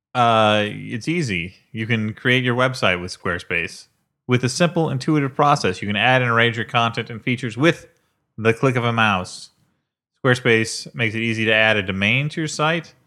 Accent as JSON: {"language": "English", "region": "Illinois", "country": "United States", "moved": "yes", "lives_now": "New York, United States", "said": "I come from Illinois"}